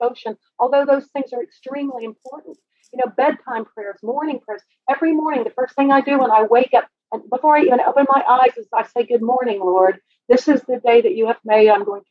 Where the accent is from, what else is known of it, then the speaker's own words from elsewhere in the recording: Oklahoma City, Oklahoma, United States; I was raised in Oklahoma City